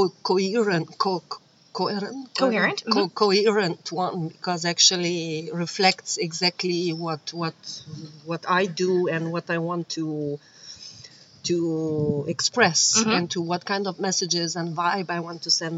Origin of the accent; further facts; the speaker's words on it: Bucharest, Romania; moved away; I am originally from Romania